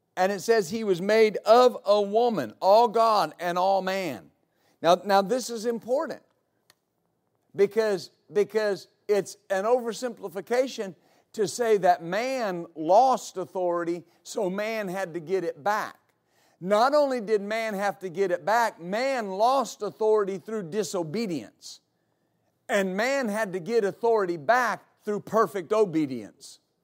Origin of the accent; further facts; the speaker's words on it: West Texas, United States; I grew up in West Texas